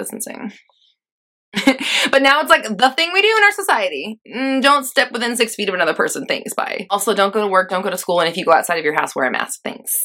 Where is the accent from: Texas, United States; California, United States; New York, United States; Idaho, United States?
California, United States; Los Angeles; moved away; also born or lived in Denver, Colorado; I'm actually from LA, but I lived there for a long time.